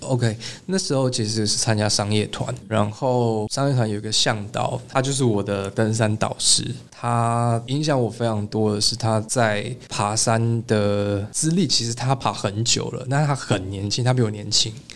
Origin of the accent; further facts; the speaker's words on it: Taipei, Taiwan; 我的老家是在新义暗河那一带，那其实就是在那个环境里面都是这种灯红酒，高楼大厦